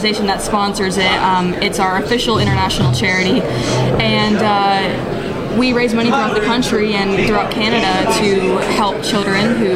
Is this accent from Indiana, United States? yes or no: yes; Fort Wayne, Indiana, United States; moved away as an adult; now in Indianapolis, United States; I'm from the Fort Wayne area